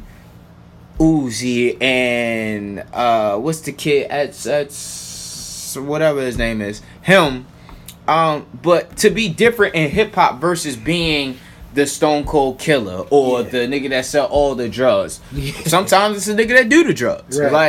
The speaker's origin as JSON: {"language": "English", "area": "Baltimore County", "region": "Maryland", "country": "United States", "tie": "born or raised there", "said": "I grew up in the county."}